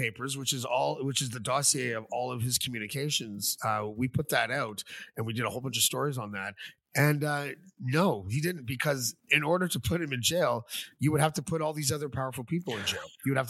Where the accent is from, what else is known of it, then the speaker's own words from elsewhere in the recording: Canada; especially for Canada, because that's where I live and I'm Canadian